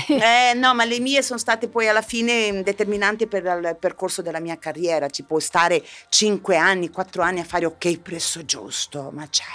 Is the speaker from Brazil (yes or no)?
yes; southern Brazil, Brazil; now in Italy; io venivo da, io da, provengo dal sud del Brasile